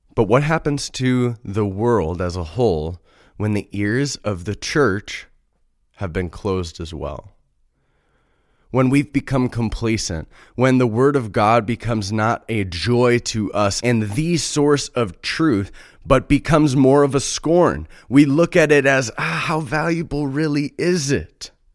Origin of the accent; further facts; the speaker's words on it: Chicago, Illinois, United States; I'm from Chicago. I live in the Midwest